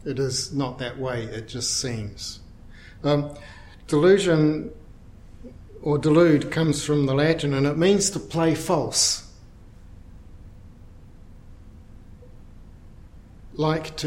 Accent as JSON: {"language": "English", "town": "Dunedin", "region": "Otago", "country": "New Zealand", "said": "I'm from Dunedin"}